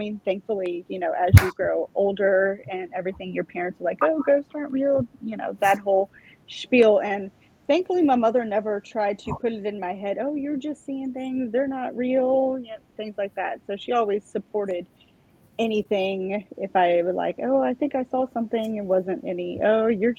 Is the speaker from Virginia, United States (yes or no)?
yes; Virginia, United States; I'm from Virginia.